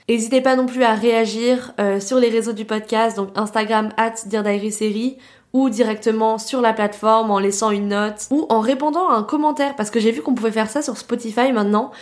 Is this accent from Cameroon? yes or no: no; France; accent: French; also born or lived in New York, United States; mon petit accent français